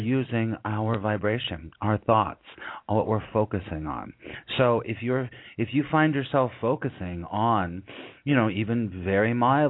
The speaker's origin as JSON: {"language": "English", "region": "California", "country": "United States", "moved": "yes", "lives_now": "New York, United States", "said": "I'm originally from California"}